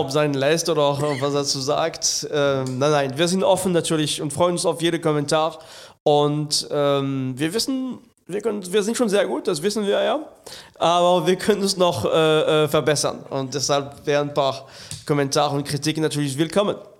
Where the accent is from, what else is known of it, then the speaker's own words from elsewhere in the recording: France; now in Germany; ich bin ein echter Franzose. Ach. Und äh, bin in Frankreich geboren